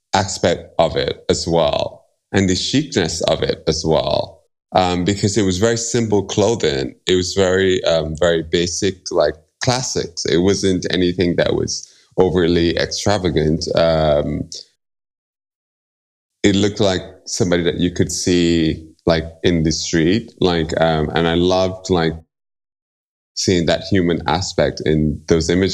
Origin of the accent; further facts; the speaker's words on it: Barbados; now in New York City, United States; I'm from Barbados originally. So I grew up listening to a very specific kind of music